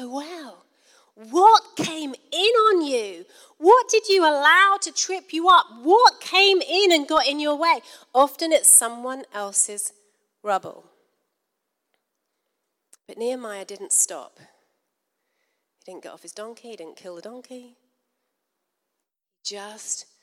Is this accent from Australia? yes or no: no; United Kingdom; We're from Britain.